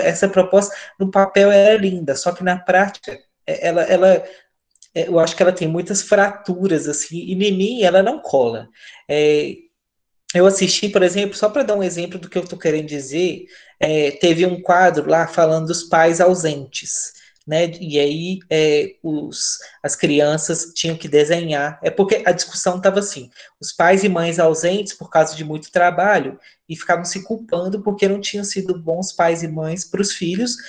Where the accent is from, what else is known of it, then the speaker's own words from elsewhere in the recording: Minas Gerais, Brazil; sou de Minas